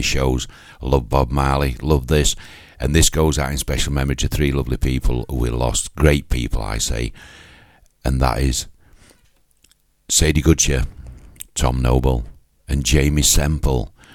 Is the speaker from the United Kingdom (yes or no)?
yes; Yorkshire and the Humber, United Kingdom; accent: Yorkshire; It's my Yorkshire accent